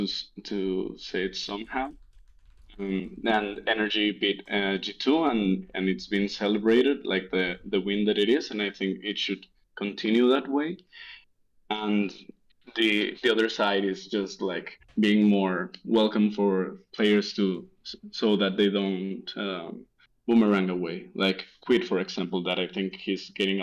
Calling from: Monterrey, Nuevo León, Mexico; English is a second language; I'm calling from Monterrey, Mexico.

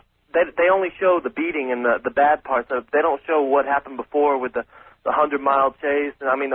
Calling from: Houston, Texas, United States; I'm calling from Houston, Texas.

